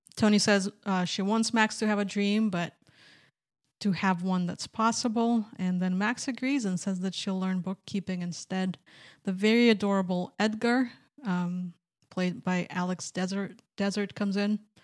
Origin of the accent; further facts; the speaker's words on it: Minsk, Belarus; moved away; I'm from Minsk, Belarus